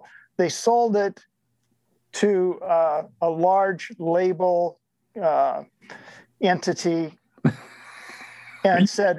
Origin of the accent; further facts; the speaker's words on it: Omaha, Nebraska, United States; moved away; I grew up in Omaha, Nebraska, which coincidentally is about 30 miles away from a small town called Shenandoah, Iowa.